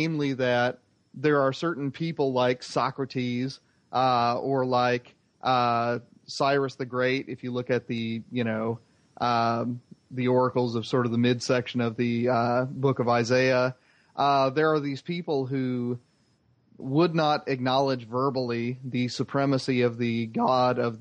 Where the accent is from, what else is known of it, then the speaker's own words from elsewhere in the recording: Indiana, United States; Muslims with whom I grew up with in Indiana